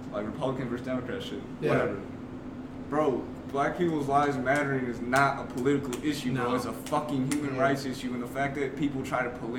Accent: St. Louis, Missouri, United States; we're from St. Louis

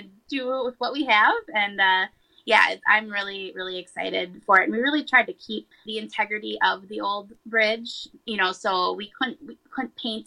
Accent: Sartell, Minnesota, United States; I grew up in Sartell

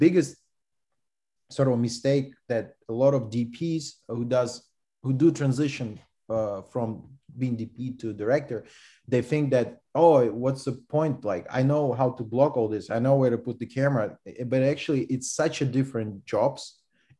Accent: Russia; English is a second language; moved away as an adult

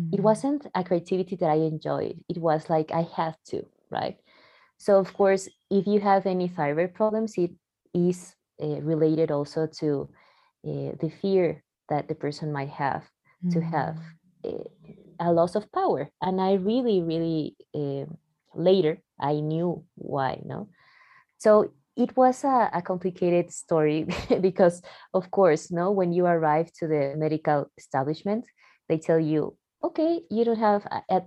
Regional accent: Mexico City, Mexico; also born or lived in Barcelona; I'm from Mexico. I was born in Mexico City.

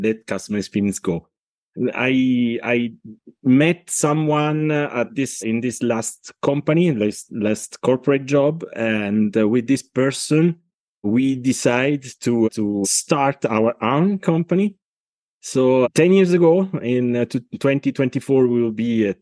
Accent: Italy; accent: Italian; English is a second language; now in Switzerland; my accent tell you that I'm not Swiss, not English, but I'm Italian. But I live in Switzerland since more than 70 years now, and I'm Italian and Swiss.

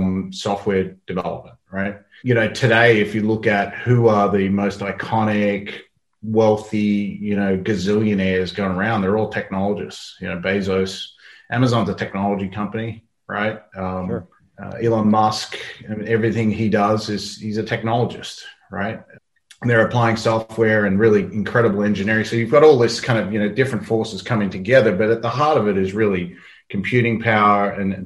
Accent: Australia; I'm an Australian

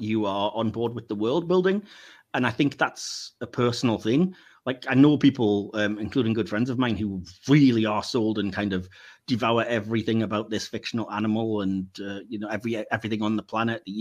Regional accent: United Kingdom; we, as the British

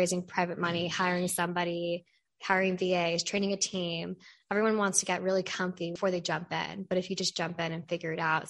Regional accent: California, United States; moved away as an adult; also born or lived in Cincinnati; I'm originally from California.

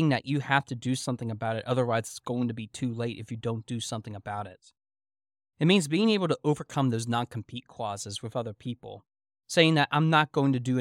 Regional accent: South Central Pennsylvania, United States; growing up in South Central Pennsylvania

